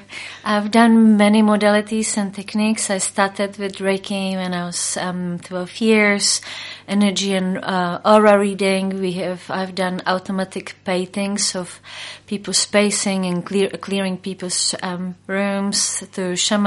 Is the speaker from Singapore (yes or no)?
no; Prague, Czechia; now in New Zealand; I originally come from Czech Republic, where I grew up in Prague, but I came to New Zealand 12 years ago.